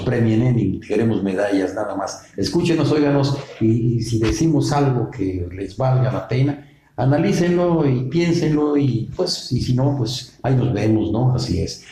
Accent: Mexico; resistimos todo el pueblo de México

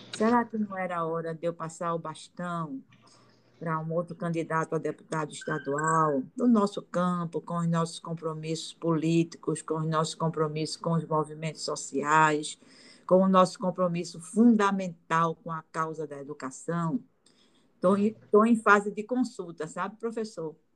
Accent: Olinda, Pernambuco, Brazil; also born or lived in Recife; Quando eu nasci, apesar de ter nascido no Recife, já morava em Olinda, meus pais já moravam em Olinda, e foi em Olinda que eu me criei.

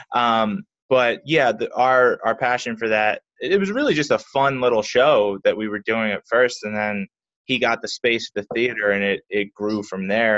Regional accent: Philadelphia, Pennsylvania, United States; I was well born and raised in Philly, South Philly specifically

